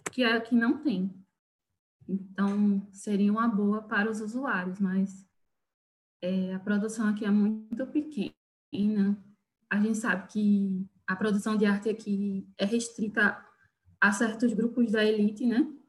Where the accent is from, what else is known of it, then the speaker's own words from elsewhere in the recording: Recife, Pernambuco, Brazil; now in Garanhuns, Brazil; a situação aqui é bem diferente da de Recife que é de onde eu vim, onde a população, situação de rua já é bem alta.